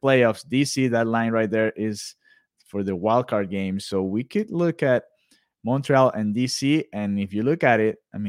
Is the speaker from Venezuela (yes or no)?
yes; Venezuela; I'm from Venezuela